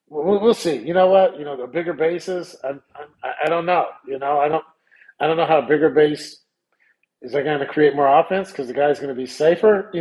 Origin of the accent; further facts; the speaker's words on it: Sacramento, California, United States; I'm from South Sacramento.